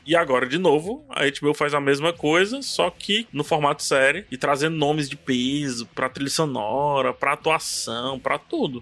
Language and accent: Portuguese; Ceará, Brazil; eu sou do Ceará, eu falo Vix